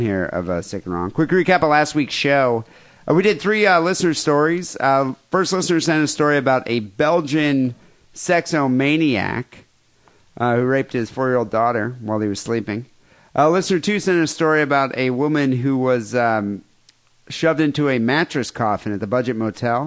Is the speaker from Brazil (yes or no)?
no; South Africa; now in United States; I grew up in South Africa